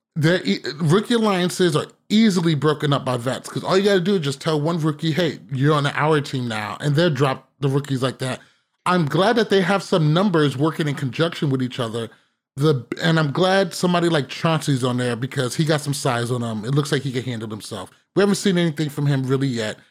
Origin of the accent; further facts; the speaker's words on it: United States; as an American